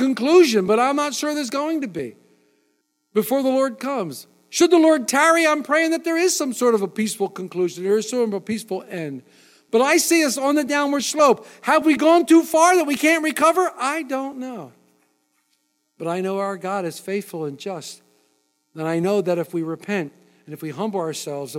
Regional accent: United States; I am an American

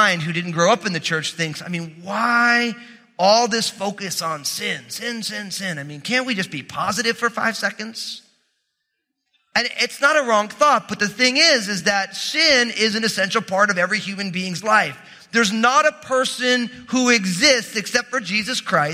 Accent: New Jersey, United States; I'm from New Jersey

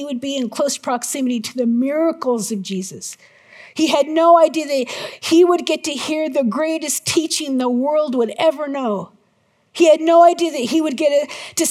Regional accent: United States; I'm so American.

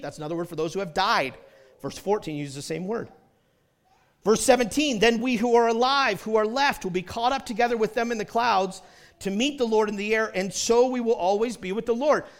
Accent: New Hampshire, United States; also born or lived in Detroit area, Michigan; now in Utah, United States; I grew up in New Hampshire

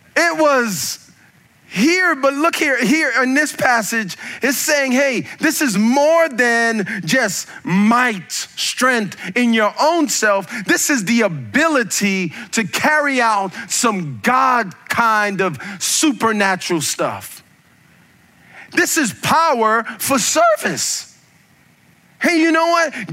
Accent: United States; I'm an American

